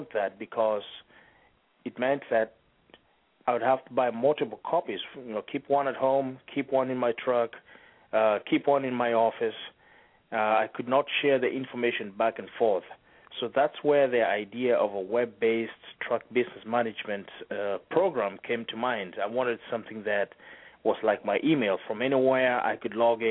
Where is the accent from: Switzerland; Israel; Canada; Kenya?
Kenya; moved away; We're actually from East Africa, from a country called Kenya